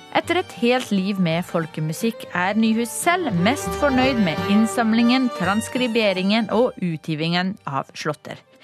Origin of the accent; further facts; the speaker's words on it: Mausteidvåg, Møre og Romsdal, Norway; jeg vokste opp i Mausteidvåg utenfor Ålesund